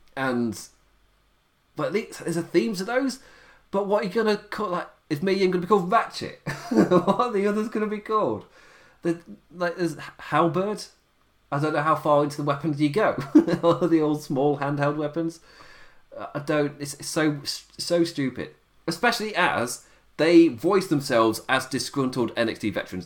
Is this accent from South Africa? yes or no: no; England, United Kingdom; being English